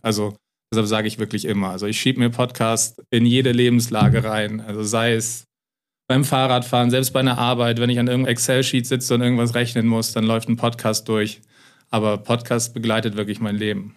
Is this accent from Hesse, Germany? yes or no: no; Lower Saxony, Germany; moved away; also born or lived in United States; ich komme aus Niedersachsen ursprünglich